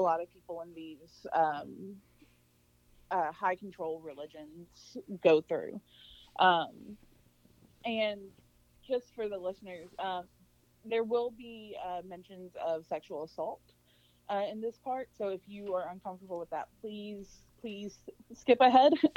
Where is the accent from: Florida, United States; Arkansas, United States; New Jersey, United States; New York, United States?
Arkansas, United States; moved away as an adult; also born or lived in Louisiana; I'm from Arkansas originally, uh, and then moved to Louisiana